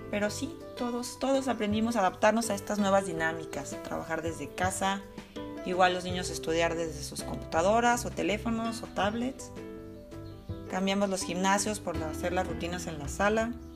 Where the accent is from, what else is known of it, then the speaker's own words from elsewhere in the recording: Mexico; moved away as an adult; now in Germany; Esto fue cuando emigré de México a Alemania.